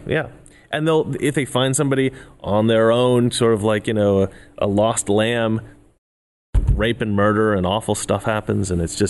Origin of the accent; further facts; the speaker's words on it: Oregon, United States; now in Los Angeles, United States; either back home in Oregon where I grew up or in Los Angeles where I live now